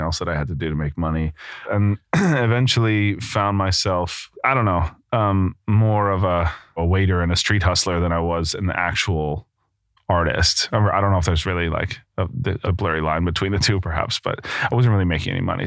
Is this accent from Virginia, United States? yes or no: no; New York, United States; moved away as an adult; also born or lived in Brooklyn / Rhode Island; now in London, United Kingdom; I'm from New York, just outside the city. I grew up eating bagels like everybody does in the area